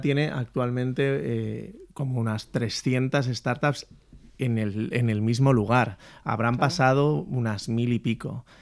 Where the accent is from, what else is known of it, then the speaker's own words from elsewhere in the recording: Valencia, Valencian Community, Spain; Yo, yo soy de Valencia